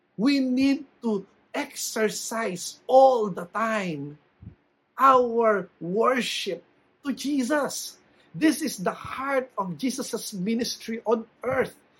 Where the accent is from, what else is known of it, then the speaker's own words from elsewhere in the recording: Philippines; bilang Pilipino